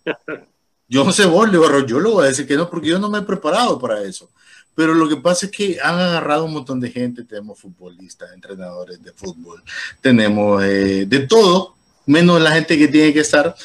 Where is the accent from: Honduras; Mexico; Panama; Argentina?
Honduras; Tegucigalpa, Francisco Morazán; cuando yo me crié en Teus